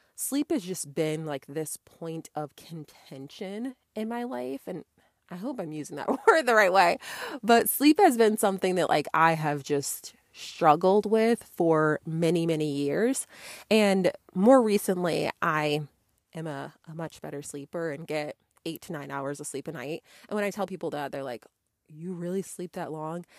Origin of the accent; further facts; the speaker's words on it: Connecticut, United States; moved away as an adult; now in Georgia, United States; I grew up in Connecticut and I had moved out of state to Georgia